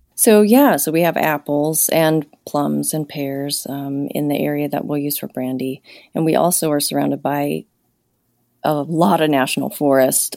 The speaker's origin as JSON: {"language": "English", "town": "Los Angeles", "region": "California", "country": "United States", "tie": "born or raised there", "also_born_or_lived": "Montana", "moved": "as an adult", "lives_now": "Troy, Montana, United States", "said": "I grew up in Los Angeles"}